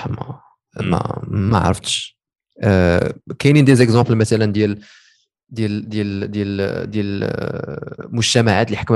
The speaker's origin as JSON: {"language": "Arabic", "country": "Morocco", "said": "كاين كاين وزيرات دابا حنا عندنا في المغرب اللي ناضيين"}